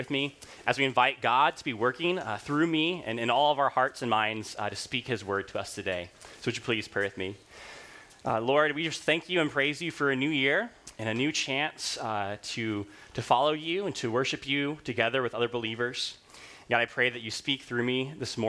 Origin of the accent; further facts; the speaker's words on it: Rwanda; moved away; when I was growing up in Rwanda